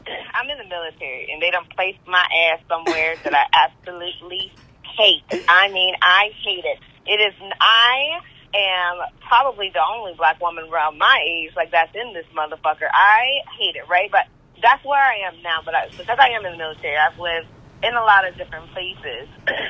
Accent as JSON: {"language": "English", "country": "United States", "said": "after I came home from Germany and from my deployment, I was like, oh my gosh, I'm glad that I'm home to be back in America."}